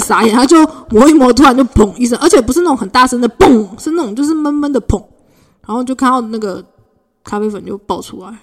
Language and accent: Chinese; Puli, Nantou County, Taiwan; moved away; 小时候在普里的时候